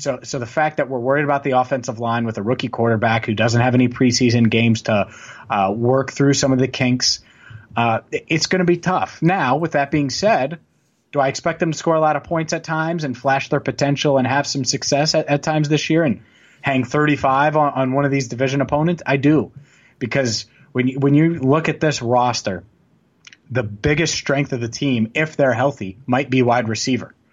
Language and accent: English; Cincinnati, Ohio, United States; also born or lived in Cleveland; i am actually from Cincinnati